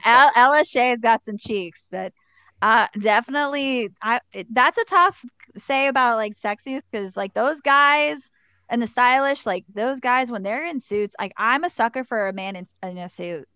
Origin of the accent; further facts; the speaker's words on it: Pittsburgh, Pennsylvania, United States; also born or lived in Cranberry, Pennsylvania; I grew up in the Deer Lake School District, but I actually went to North Catholic High School